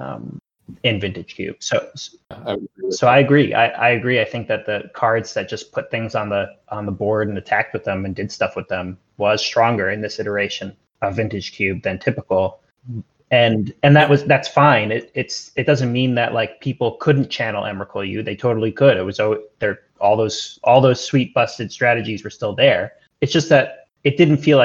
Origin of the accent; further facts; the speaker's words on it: United States; now in New Zealand; I'm American, but I live in New Zealand